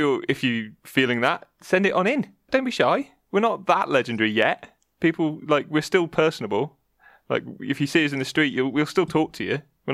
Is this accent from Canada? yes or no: yes; Canada; That's why I'm Canadian, eh?